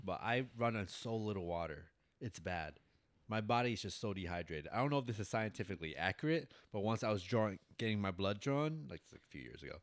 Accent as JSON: {"language": "English", "town": "New York City", "region": "New York", "country": "United States", "tie": "born or raised there", "moved": "yes", "lives_now": "Florida, United States", "said": "I grew up in Bronx, New York."}